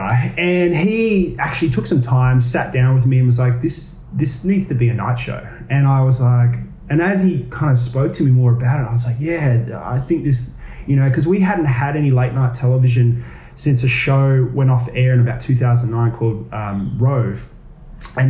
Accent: Gold Coast, Queensland, Australia; now in Sydney, Australia; Originally, I'm from Queensland. I'm from the Gold Coast. I moved down to Sydney to pursue acting

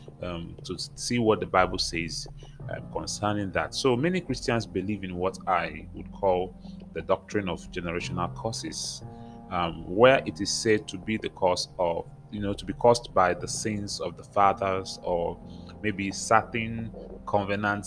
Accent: Nigeria; I come from Nigeria

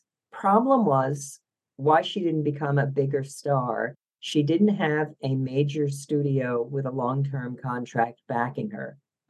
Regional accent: Philadelphia, Pennsylvania, United States; accent: Philadelphia; You can hear my Philadelphia accent.

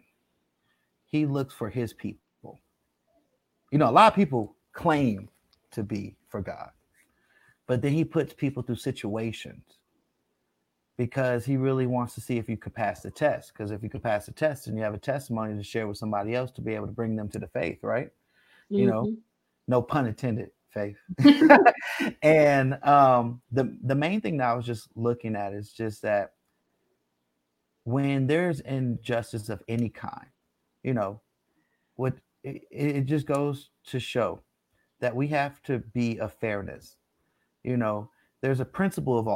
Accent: United States; We were born here, we're all American. This is our country, this is our birthplace

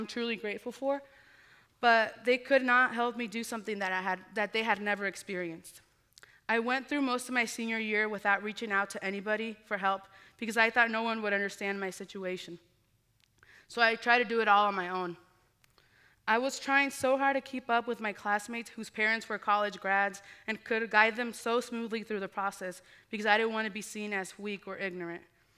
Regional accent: Muscatine, Iowa, United States; I grew up in Muscatine, Iowa

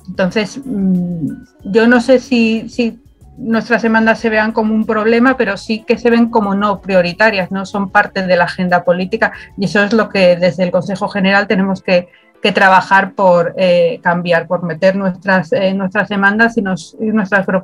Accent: Spain; Y en otros países el poder ejercer un derecho que, tenemos como españoles era literalmente imposible

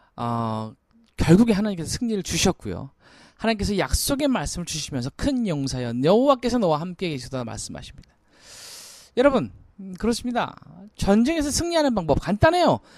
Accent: South Korea; 우리는 대한민국 사람입니다

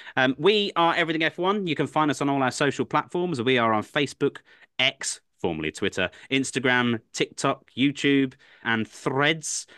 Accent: England, United Kingdom; I'm an Englishman through and through.

